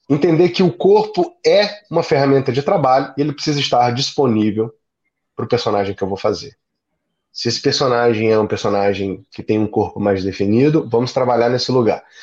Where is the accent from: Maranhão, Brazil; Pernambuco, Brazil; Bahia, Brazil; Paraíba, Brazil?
Maranhão, Brazil; São Luís; Eu sou nordestino, então eu tenho aí alguma facilidade para chegar nos lugares, né? E sou de São Luís, onde o sotaque é um pouco mais neutro na capital.